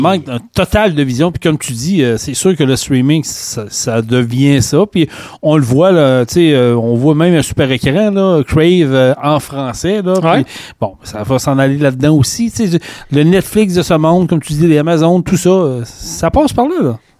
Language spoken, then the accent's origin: French; Quebec, Canada; on est Québécois